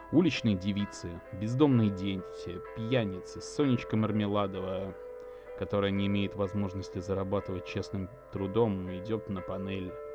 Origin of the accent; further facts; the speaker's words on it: Saint Petersburg, Russia; о моем родном городе, о г-, о Санкт-Петербурге. Хоть я и родился в тот период, когда город имел другое название